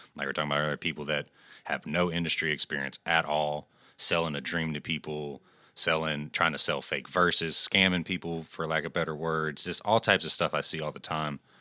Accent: Angleton, Texas, United States; In my hometown of Angleton, um, it's a smaller community

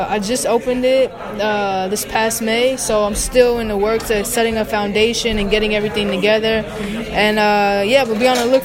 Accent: New York, United States; So I, I, had the privilege of growing up in New York because of all the work that my family did.

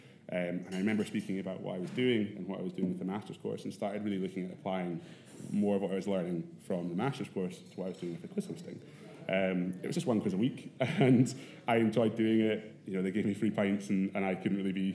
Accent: Edinburgh, Scotland, United Kingdom; I grew up in Edinburgh, went to Harriet's as my school

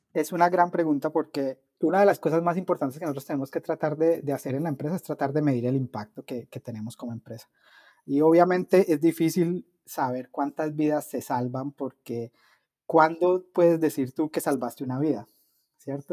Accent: Cali, Valle del Cauca, Colombia; moved away; yo estudié en una universidad en Colombia, eh, en Cali, que es de donde yo soy

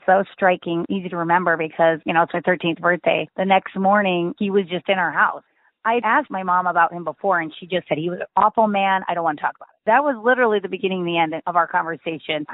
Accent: Midwest, United States; I grew up in the Midwest in a really small town.

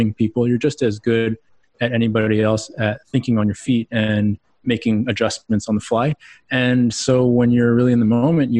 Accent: Houston, Texas, United States; moved away as an adult; also born or lived in Austin, Texas; now in Boulder, United States; Houston, Texas, born and raised.

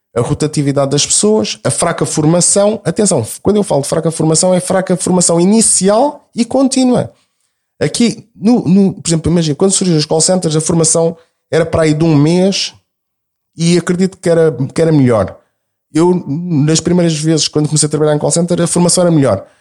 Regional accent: Lisbon, Portugal; accent: alfacinha (Lisbon); eu tenho sotaque alfacinha

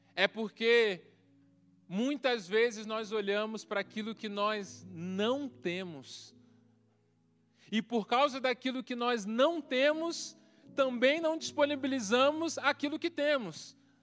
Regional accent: Baixada Fluminense, Rio de Janeiro, Brazil; moved away as an adult; also born or lived in Mamborê, Paraná; now in Paraná, Brazil; Eu cresci na, na Baixada Fluminense

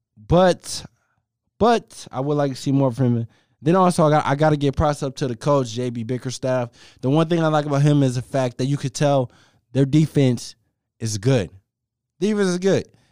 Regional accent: Cleveland, Ohio, United States; I'm from Cleveland. I was born in Cleveland, so I love my Cleveland Cavaliers

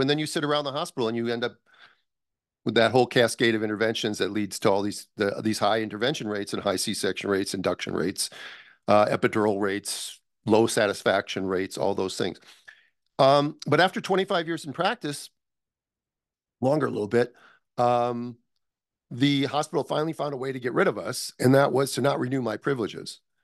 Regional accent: United States; also born or lived in Minnesota / Los Angeles; I'm from the United States

